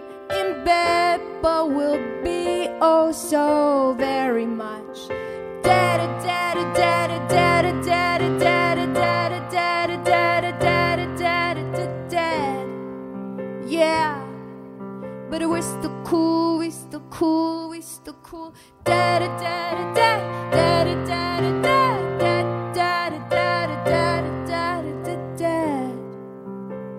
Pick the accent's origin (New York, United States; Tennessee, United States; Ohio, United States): New York, United States; New York City; as a New Yorker